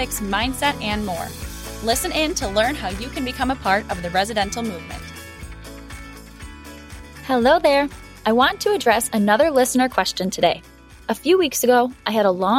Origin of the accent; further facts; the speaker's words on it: Buffalo, New York, United States; my hometown of Buffalo